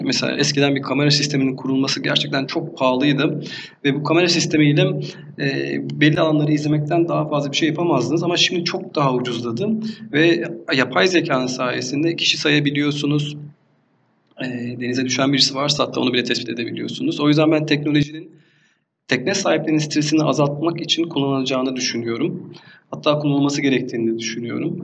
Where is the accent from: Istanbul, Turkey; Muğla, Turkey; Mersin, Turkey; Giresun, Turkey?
Mersin, Turkey; Erdemli; 1982 e, yılında Mersin'in küçük bir deniz kasabası olan Erdemli ilçesinde doğdum